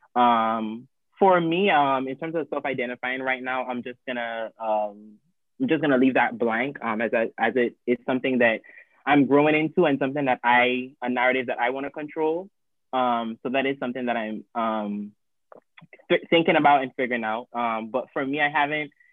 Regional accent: U.S. Virgin Islands; moved away; I'm originally from St. Thomas

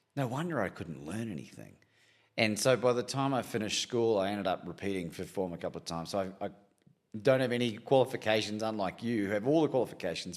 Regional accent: Christchurch, Canterbury, New Zealand; And I grew up in New Zealand, in Christchurch, and we didn't have a lot

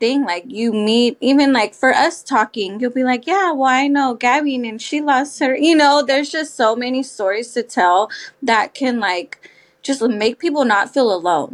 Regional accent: South Bay, California, United States; also born or lived in San Jose; now in Hayward, United States; So I also move around a lot, but I am from the South Bay.

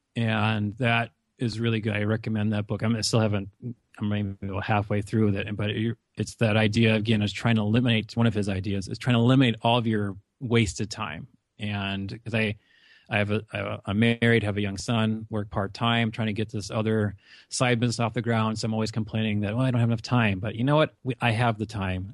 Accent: North Dakota, United States; accent: Upper Midwest; moved away as an adult; also born or lived in Argentina; now in Phoenix, United States; I come from a rural North Dakota small town

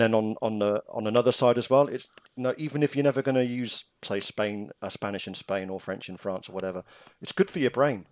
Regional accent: England, United Kingdom; moved away; I am English.

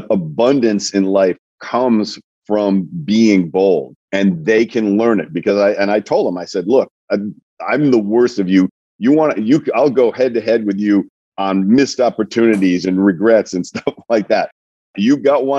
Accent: Coventry, Rhode Island, United States; I grew up in a small town in Rhode Island, Coventry, Rhode Island

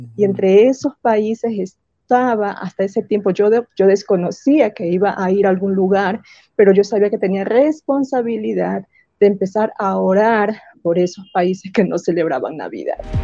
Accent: Guayaquil, Guayas, Ecuador; first language Spanish; moved away as an adult; also born or lived in Middle East; en mi ciudad, yo soy de Guayaquil

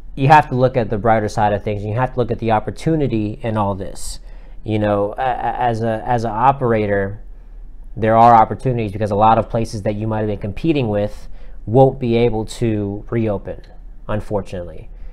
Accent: South Florida, United States; moved away as an adult; now in Atlanta, United States; I'm originally from South Florida

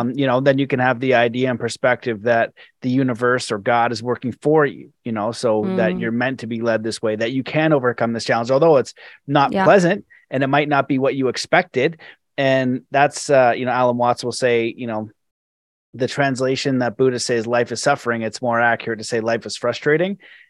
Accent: Canada; I moved in the mountains and I also know that it's cold and I'm Canadian and it gets cold every year since I've been alive.

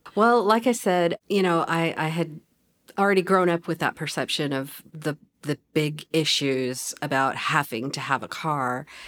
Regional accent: Fayetteville, Arkansas, United States; I consider myself a na-, native Fayettevillean, but I've kinda moved around. We lived in various places in Northwest Arkansas when I was growing up

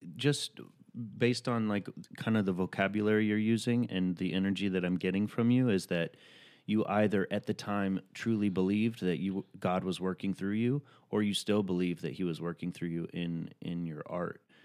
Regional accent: the South, United States; I'm from the South

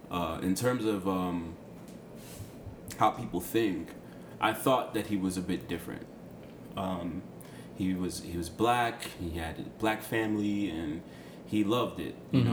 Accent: Boca Chica, Distrito Nacional, Dominican Republic; Fun fact, we're both from Boca Chica.

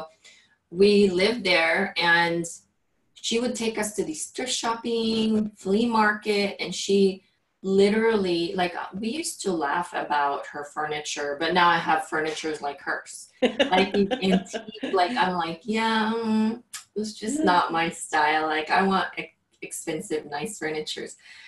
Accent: Philippines; English is a second language; moved away; I literally just have my clothes, and weren't even, like, good clothes when I came from the Philippines.

